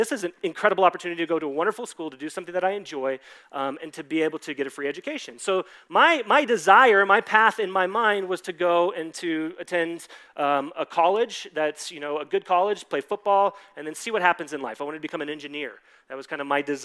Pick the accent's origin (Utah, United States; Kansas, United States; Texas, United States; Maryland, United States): Texas, United States; Dallas; I grew up in Dallas, Texas